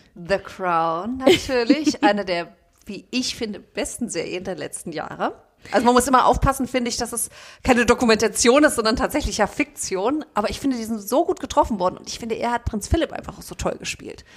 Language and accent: German; Frankfurt, Hesse, Germany; sind beide Frankfurter Mädchen